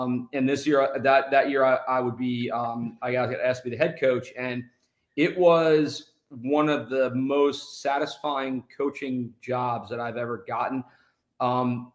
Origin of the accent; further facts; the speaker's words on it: New Jersey, United States; now in Florida, United States; I'm from New Jersey, so I grew up in the Herschel Walker New Jersey General days